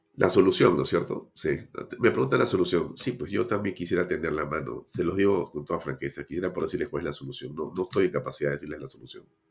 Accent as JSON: {"language": "Spanish", "region": "Lima", "country": "Peru", "tie": "born or raised there", "said": "los, que hemos nacido en Lima, todos tenemos vinculación con provincia"}